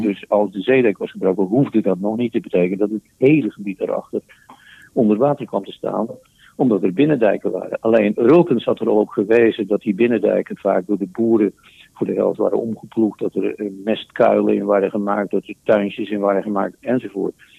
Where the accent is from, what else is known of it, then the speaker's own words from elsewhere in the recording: Netherlands; dat was eh, mijn geboortedorp